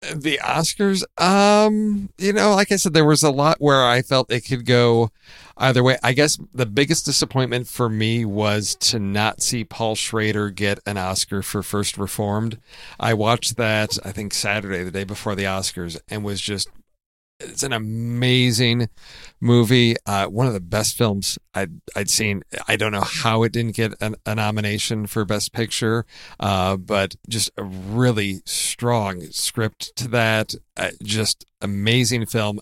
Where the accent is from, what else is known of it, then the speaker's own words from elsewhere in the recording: Midwest, United States; growing up in the Midwest